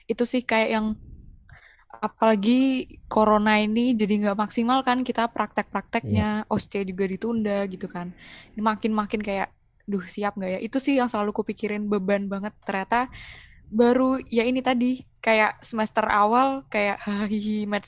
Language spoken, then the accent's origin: Indonesian; Yogyakarta, Special Region of Yogyakarta, Indonesia; anak Jogja nih